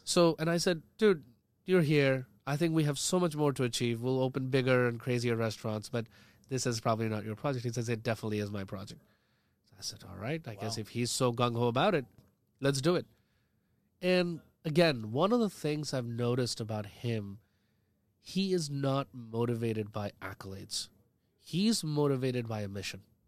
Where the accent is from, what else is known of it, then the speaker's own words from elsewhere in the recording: India; now as an Indian